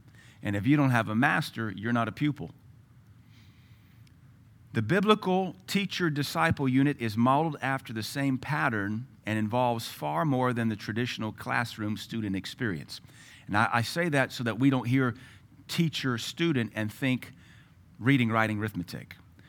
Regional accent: Louisiana, United States; also born or lived in Tennessee / Seattle; I was raised in Louisiana. They have a very unique culture. Then I was raised in Tennessee, in the hills of East Tennessee, very unique culture. Then Seattle, different culture altogether.

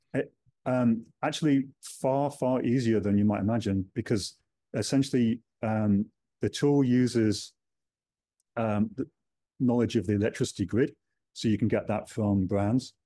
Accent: United Kingdom; now in New Zealand; being British

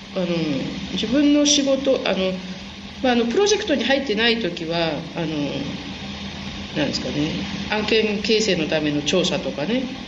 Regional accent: Japan; 日本であの生まれ育ったのが結構田舎な方

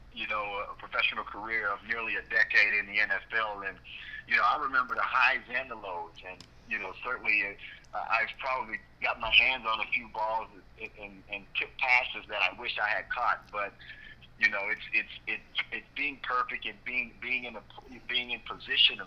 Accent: Port Arthur, Texas, United States; growing up in Port Arthur, where I was surrounded by drug abuse, addictions, violence, economic ruins

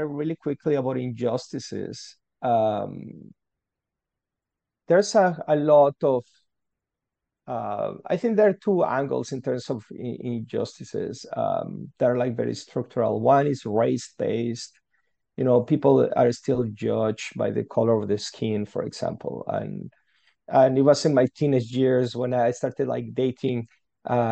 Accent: Guadalajara, Jalisco, Mexico; English is a second language; moved away as an adult; now in Canada; I'm from Mexico. That's where I grew up, from a city called Guadalajara

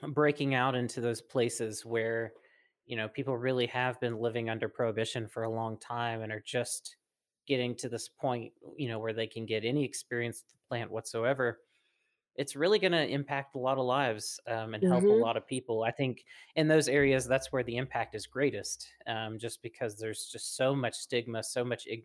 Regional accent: the South, United States; I grew up in the South

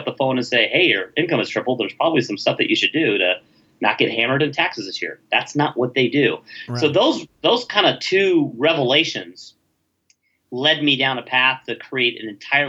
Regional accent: Los Angeles, California, United States; now in Dallas, United States; I grew up in Canoga Park

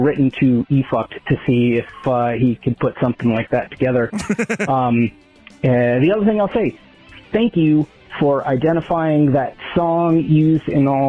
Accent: New York, United States; I grew up in New York, and hearing that song reminds me of growing up.

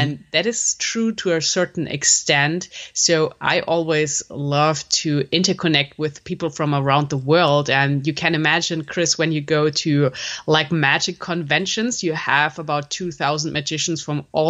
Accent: Germany; also born or lived in Munich; I'm born in German. I lived my whole life so far in German

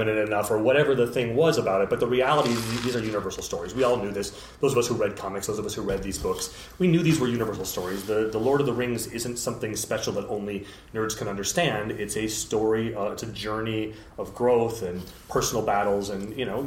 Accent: North Dakota, United States; now in Burbank, United States; I grew up in North Dakota, in a pretty rural area

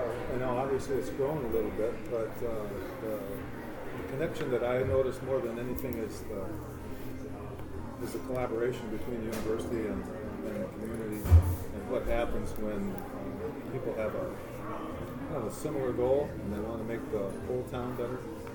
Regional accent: Mitchell, South Dakota, United States; moved away as an adult; now in Brookings, United States; I grew up in Mitchell, so I was a colonel, class of 74.

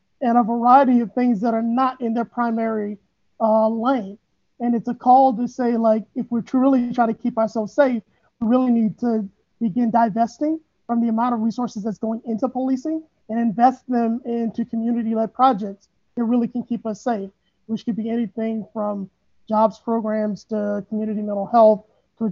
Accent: St. Louis, Missouri, United States; born and raised in St. Louis

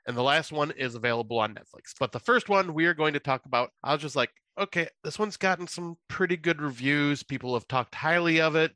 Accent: United States; I'm American

